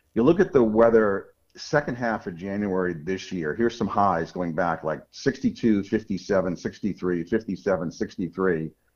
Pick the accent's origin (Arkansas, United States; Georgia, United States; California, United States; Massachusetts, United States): Massachusetts, United States; outside of Boston; I grew up outside of Boston